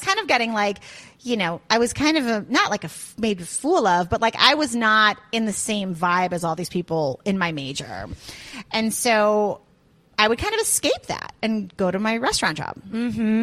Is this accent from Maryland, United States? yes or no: no; Highland Park, Illinois, United States; moved away as an adult; also born or lived in Chicago, Illinois; now in Georgia, United States; I grew up in Highland Park